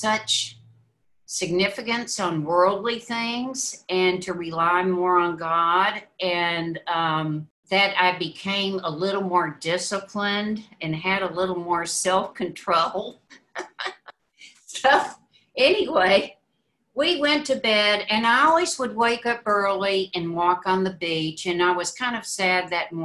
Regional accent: Mississippi, United States; We grew up in Mississippi.

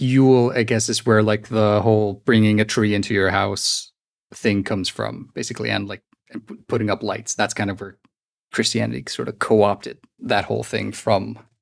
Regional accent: Iceland; English is a second language; from Iceland

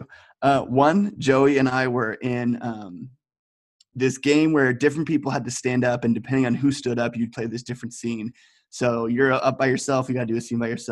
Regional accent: United States; moved away as an adult; now in Amsterdam, Netherlands; I'm from America, and I just moved to Amsterdam about 8 months ago

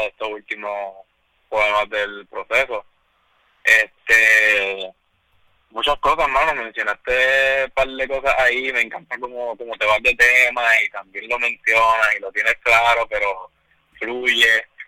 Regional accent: Puerto Rico; nosotros como puertorriqueños

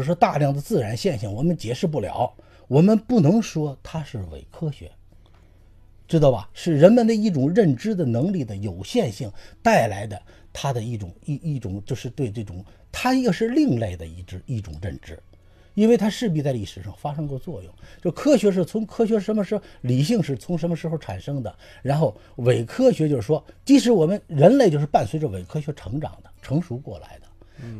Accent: China; 我们中国人

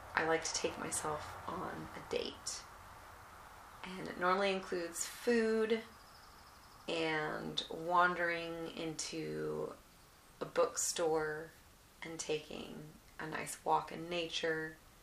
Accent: Alaska, United States; I was born in Alaska

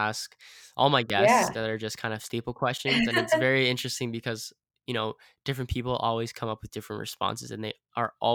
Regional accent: Vancouver, British Columbia, Canada; I was born and raised in Vancouver

